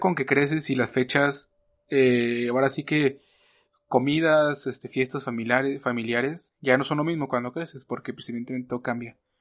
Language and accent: Spanish; Mexico; como mexicanos